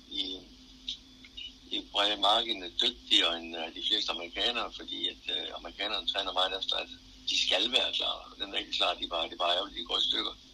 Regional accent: Nykøbing Falster, Zealand, Denmark; moved away as an adult; also born or lived in Billund / Aarhus; Jeg kommer fra Løbing Falster

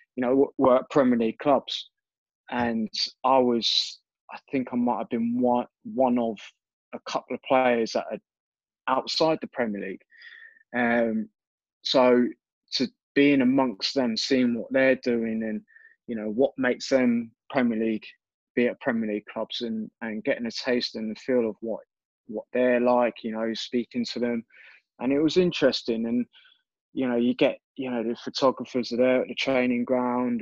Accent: Reading, South East England, United Kingdom; at my hometown club, uh, in front of people that I, you know, went to school

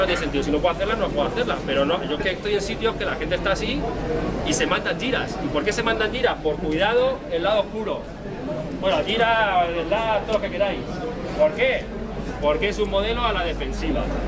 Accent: Castilla-La Mancha, Spain; now in Madrid, Spain; yo vengo de Madrid, pero realmente soy del sur. La mancha

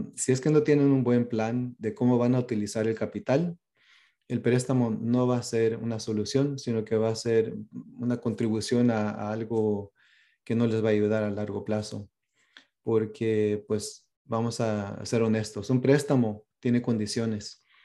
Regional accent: Pico Rivera, California, United States; first language Spanish; moved away as an adult; also born or lived in Watsonville, California / Yucatán (parents); now in Vancouver, United States; crecí en Pasadena y en Pico Rivera, o sea, en el sur de California.

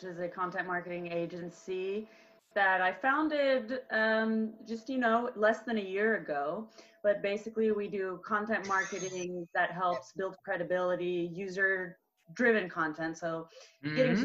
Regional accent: Southern California, United States; moved away as an adult; also born or lived in France; now in Barcelona, Spain; I grew up in California, in Southern California, in the desert in between LA and San Diego.

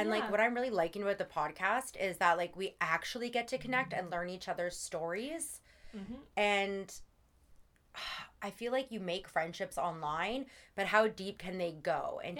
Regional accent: Canada; Well, yeah, we're Canadian.

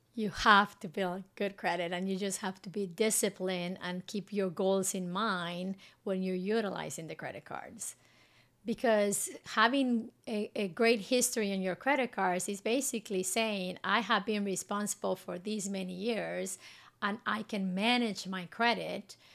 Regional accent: Guatemala City, Guatemala Department, Guatemala; moved away as an adult; now in Houston, United States; I grew up in Guatemala City

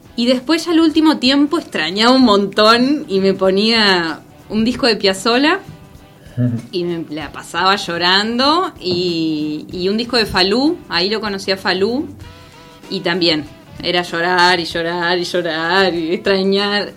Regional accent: Concepción del Uruguay, Entre Ríos, Argentina; moved away as an adult; also born or lived in Buenos Aires; yo soy de Concepción del Uruguay

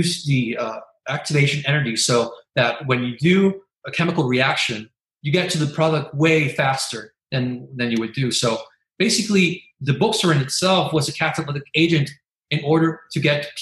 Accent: Carolina, Puerto Rico; also born or lived in Santurce, San Juan, Puerto Rico; now in San Juan, Puerto Rico; originally I'm from Carolina, 15 minutes away from Santurce

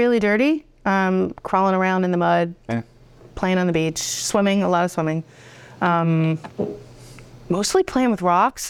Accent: Narragansett, Rhode Island, United States; So I grew up in Narragansett, Rhode Island.

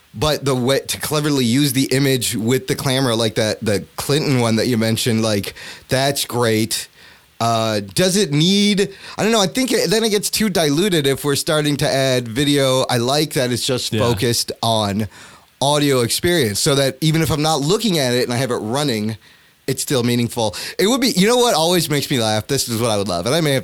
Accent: Pakistan; I'm going to have to say, man, I'm just going to say Pakistan because I'm Pakistani.

